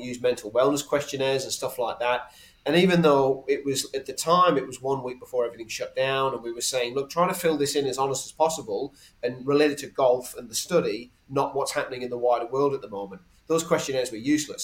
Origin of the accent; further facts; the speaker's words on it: England, United Kingdom; now in Australia; I'm English originally. I've probably acclimatized a little bit